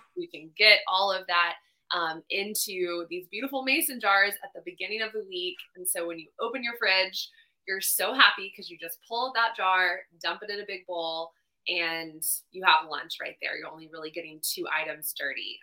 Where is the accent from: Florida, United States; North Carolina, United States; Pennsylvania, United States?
North Carolina, United States; Charlotte; also born or lived in Los Angeles, California; I'm from Charlotte, North Carolina